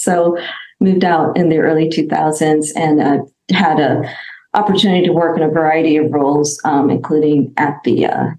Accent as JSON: {"language": "English", "region": "New York", "country": "United States", "tie": "born or raised there", "also_born_or_lived": "India", "moved": "as an adult", "lives_now": "California, United States", "said": "I grew up in New York. and spent some, moved out to California in 2000. So really spent most of my childhood and young adult years in New York."}